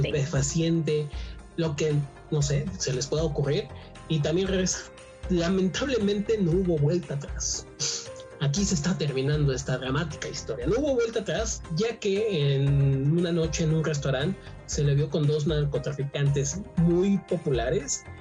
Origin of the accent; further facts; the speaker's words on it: Mexico; somos chaparritos los mexicanos